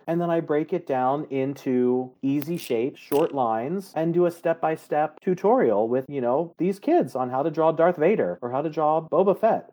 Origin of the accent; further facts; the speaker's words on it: Baltimore, Maryland, United States; moved away; I grew up in Baltimore